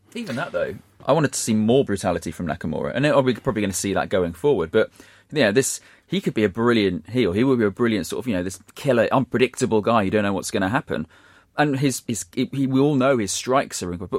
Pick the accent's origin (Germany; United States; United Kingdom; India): United Kingdom; Shrewsbury, West Midlands; my hometown team, Shrewsbury